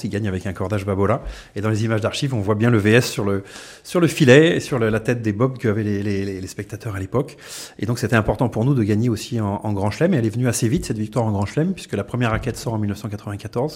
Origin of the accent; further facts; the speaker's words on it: France; on est français